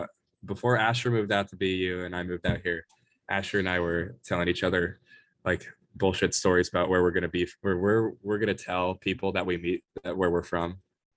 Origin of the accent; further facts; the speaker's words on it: Salt Lake City, Utah, United States; moved away as an adult; now in Los Angeles, United States; I was born in Salt Lake City. I've been telling everyone that, or here at USC, that I was born in Wisconsin because that's where my family is from.